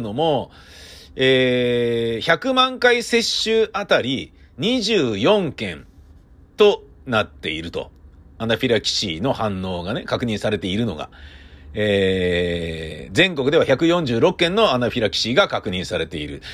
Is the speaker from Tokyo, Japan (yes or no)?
yes; Tokyo, Japan; 東京人としては